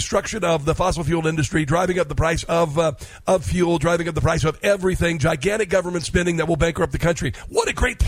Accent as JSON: {"language": "English", "region": "Midwest", "country": "United States", "said": "I come from the Midwest, and my first time working in fields was 11 years old."}